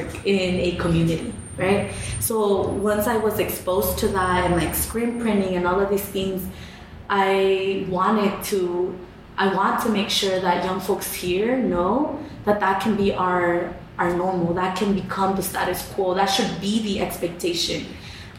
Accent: Atwater, California, United States; moved away; also born or lived in Bay Area, California; growing up in Atwater, I didn't have access to seeing any artwork anywhere

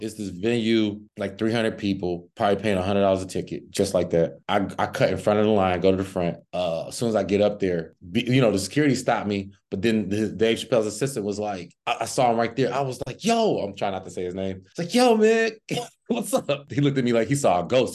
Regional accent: Cincinnati, Ohio, United States; now in Los Angeles, United States; I'm from, uh, Cincinnati, Ohio originally, but I currently reside in Los Angeles

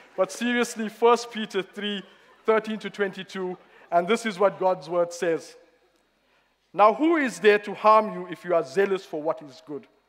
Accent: South Africa; moved away as an adult; now in Reading, United Kingdom; I'm no longer from South Africa. I've been here nine years now.

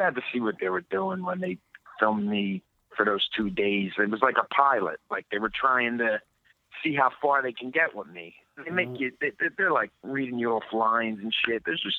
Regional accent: Philadelphia, Pennsylvania, United States; moved away as an adult; also born or lived in Chicago; growing up in South Philly

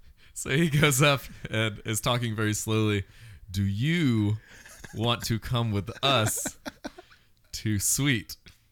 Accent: United States; I just shortened it to like Ich bin Ausländer, which means I'm an American.

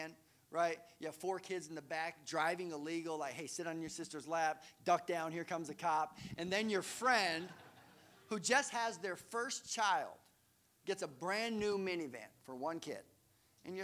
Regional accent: Colorado, United States; we grew up in Colorado

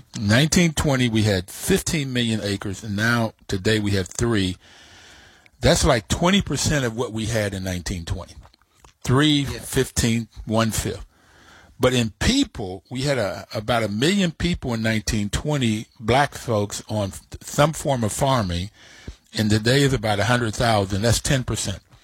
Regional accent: New York City, New York, United States; also born or lived in Kentucky; I was born in New York

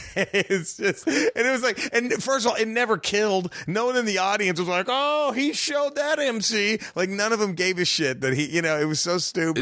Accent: Dallas, Texas, United States; moved away as an adult; now in Los Angeles, United States; I was born in Dallas. My whole family is from a border town right there in, in Texas

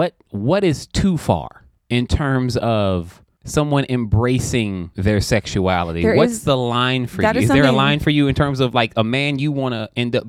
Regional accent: the South, United States; I'm from the South as well

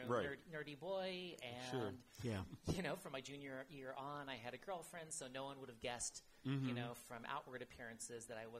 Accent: Fresno, California, United States; moved away as an adult; now in San Francisco, United States; I'm born and raised Californian, so I'm like a rarity in that respect, mm-hmm. but I was actually born and raised in Fresno.

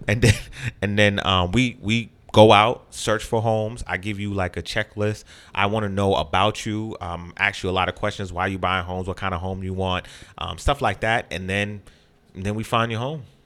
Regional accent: Boston, Massachusetts, United States; I grew up in Phil's Corner

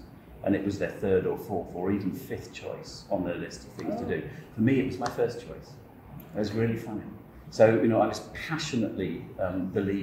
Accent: England, United Kingdom; I'm English.

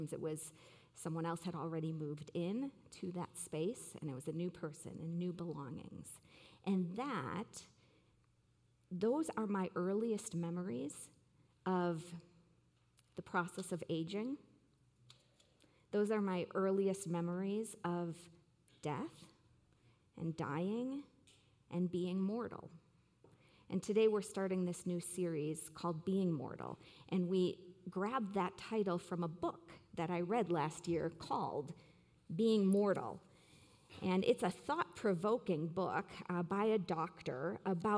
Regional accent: Waukesha, Wisconsin, United States; the Virginia Nursing Home in Waukesha, Wisconsin, my hometown.

